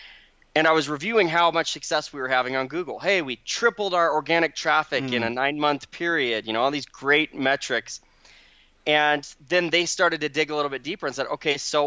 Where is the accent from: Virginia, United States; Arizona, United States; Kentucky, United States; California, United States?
Arizona, United States; Phoenix; now in Utah, United States; I grew up in Arizona in the Phoenix Valley